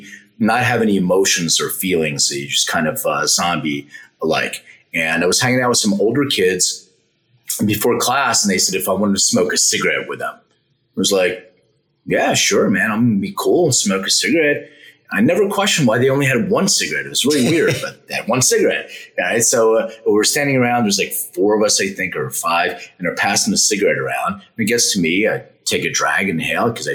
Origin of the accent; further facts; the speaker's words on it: Philadelphia, Pennsylvania, United States; now in Los Angeles, United States; I'm from Philadelphia originally. I live in LA now.